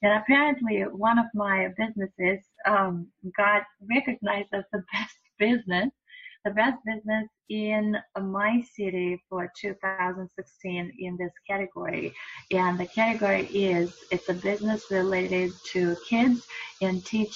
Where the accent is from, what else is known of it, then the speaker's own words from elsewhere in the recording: Russia; moved away; I was born and raised in another country. I was born and raised in Russia.